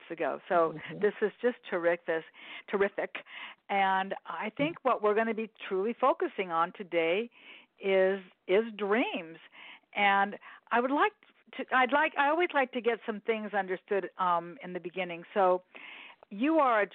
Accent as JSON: {"language": "English", "town": "Los Angeles", "region": "California", "country": "United States", "tie": "born or raised there", "said": "we both grew up in Los Angeles"}